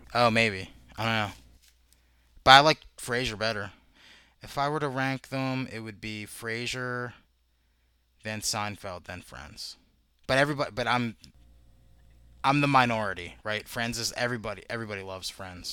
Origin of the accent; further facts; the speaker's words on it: United States; I'm American